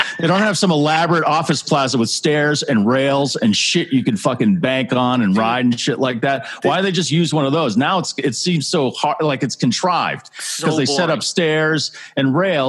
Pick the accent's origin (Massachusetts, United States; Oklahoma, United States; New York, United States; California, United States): Massachusetts, United States; Plus, we're from Massachusetts, which is so we're massholes.